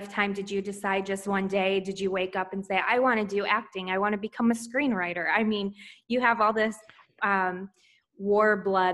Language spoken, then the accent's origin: English; Michigan, United States; now in Florida, United States; I'm from Michigan